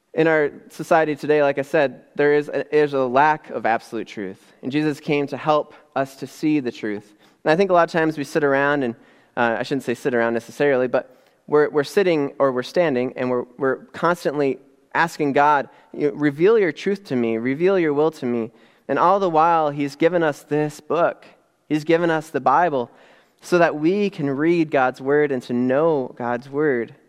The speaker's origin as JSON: {"language": "English", "region": "Upper Peninsula of Michigan", "country": "United States", "tie": "born or raised there", "moved": "yes", "lives_now": "Midland, United States", "said": "growing up in the Upper Peninsula of Michigan, um, way, way up north, right across from Canada"}